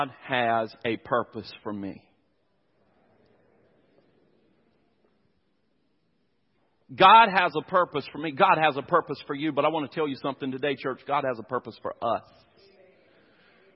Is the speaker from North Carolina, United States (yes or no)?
yes; near the Chowan River, North Carolina, United States; I grew up out in the country. I grew up near the Chowan River